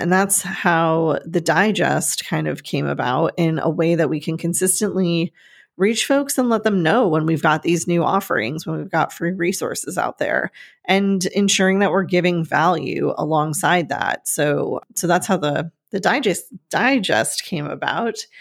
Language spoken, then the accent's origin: English; Northeast, United States; moved away; growing up in the Northeast with all of the trees